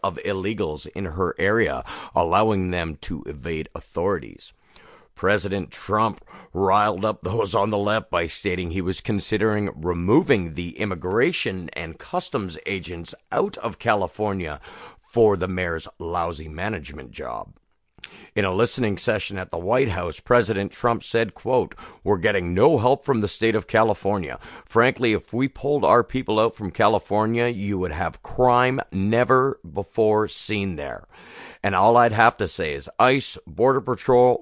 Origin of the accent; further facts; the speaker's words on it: Canada; as a Canadian